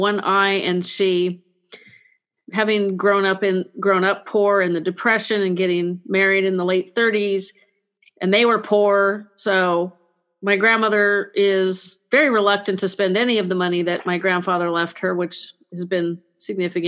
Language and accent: English; California, United States; I grew up in the 80s, California